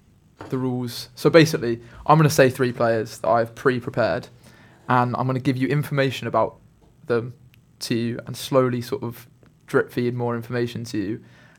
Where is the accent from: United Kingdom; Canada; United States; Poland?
United Kingdom; Edinburgh, Scotland; born there; I was born in Edinburgh, Scotland.